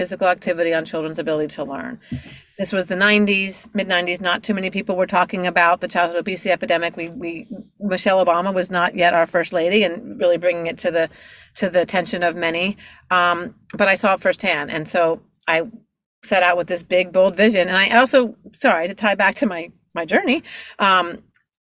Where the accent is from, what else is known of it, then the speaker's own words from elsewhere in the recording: Miami, Florida, United States; I'm born and raised in Miami, Florida, and actually my parents are from Pittsburgh